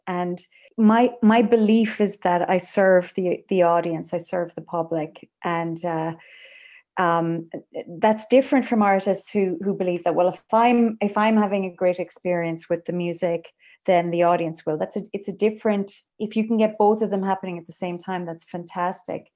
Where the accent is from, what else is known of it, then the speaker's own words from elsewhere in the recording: Ireland; I am an Irish composer